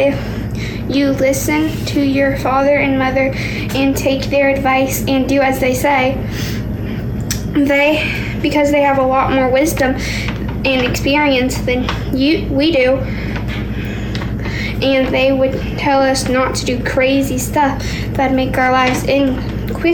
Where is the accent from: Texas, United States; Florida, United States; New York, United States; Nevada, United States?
Texas, United States; Orange; I'm from Orange, Texas. I'm 10